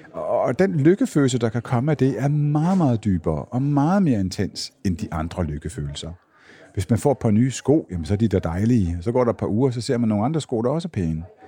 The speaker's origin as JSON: {"language": "Danish", "region": "Jutland", "country": "Denmark", "moved": "yes", "said": "Nu kommer jeg fra Jylland"}